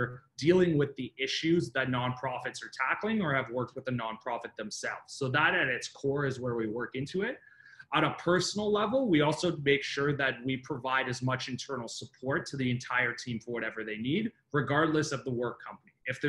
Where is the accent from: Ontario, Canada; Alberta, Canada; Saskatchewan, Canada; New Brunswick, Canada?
Ontario, Canada; Richmond Hill; now in Toronto, Canada; So I grew up in Northern Richmond Hill, and then I slowly worked my way down over the years. So now I'm down in King and Spadina.